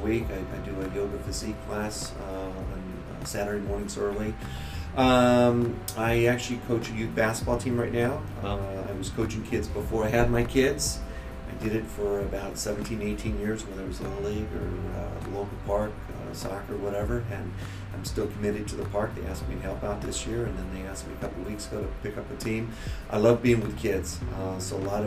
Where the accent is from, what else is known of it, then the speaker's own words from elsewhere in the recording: Los Angeles, California, United States; born and raised in Los Angeles, live in Studio City